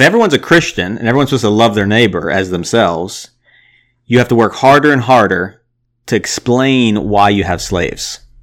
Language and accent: English; United States; I'm from America. My family's from America